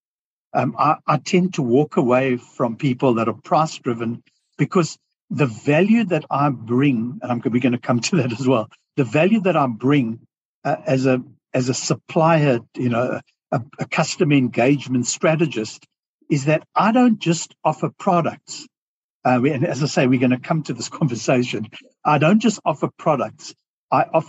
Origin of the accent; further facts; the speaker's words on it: South Africa; accent: South African; moved away as an adult; now in Australia; I have a South African accent because I grew up most of my life in South Africa, but I emigrated to Australia 14 years ago